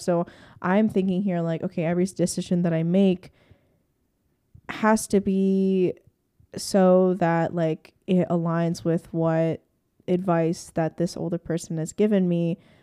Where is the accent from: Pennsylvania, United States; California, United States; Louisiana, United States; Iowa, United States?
Pennsylvania, United States; Hershey; I grew up in Hershey, Pennsylvania, like, a very rural slash suburban neighborhood.